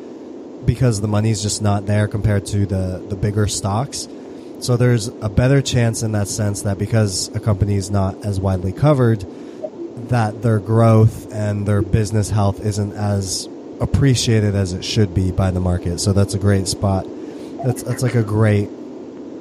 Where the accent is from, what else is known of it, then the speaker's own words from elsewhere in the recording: United States; I'm U.S., I'm all American